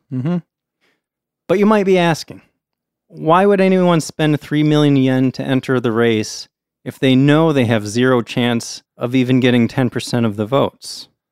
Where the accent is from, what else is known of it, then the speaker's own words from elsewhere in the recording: United States; as an American